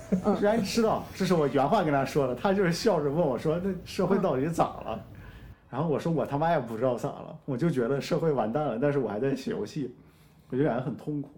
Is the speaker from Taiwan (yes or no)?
no; Shaanxi, China; 我们陕西人还是有点东西的